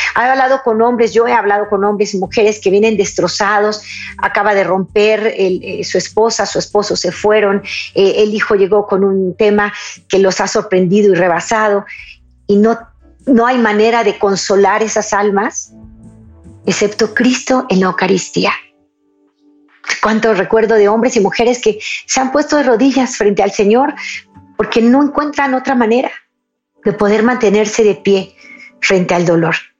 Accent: Mexico

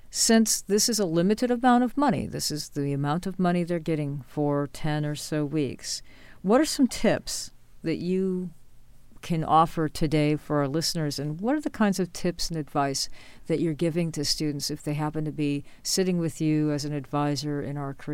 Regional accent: New York, United States; born or raised there; moved away

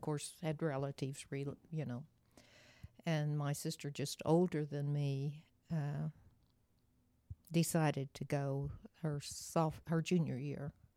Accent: Oklahoma, United States; I grew up, uh, on a farm outside of Cashin, Oklahoma, right in the center of the state, little bitty town

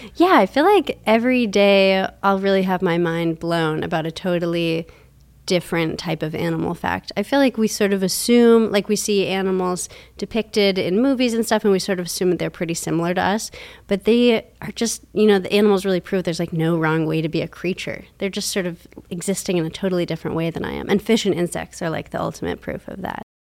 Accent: Minnesota, United States; also born or lived in Portland, Oregon / Toronto, Canada; now in Pittsburgh, United States; I grew up mostly in Minnesota

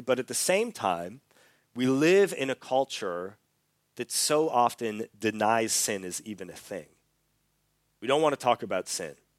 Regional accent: Canada; moved away as an adult; also born or lived in Australia; I'm from Canada, but when I was eighteen years old, I moved to Australia

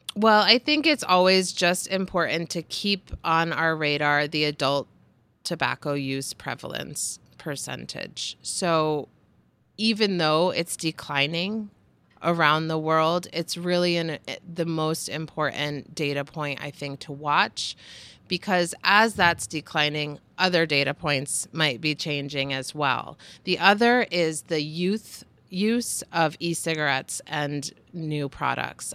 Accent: United States; as an American

